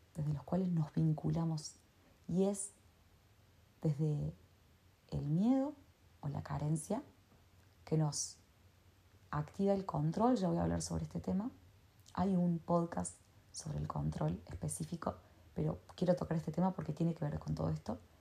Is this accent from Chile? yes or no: no; Argentina; yo soy de Argentina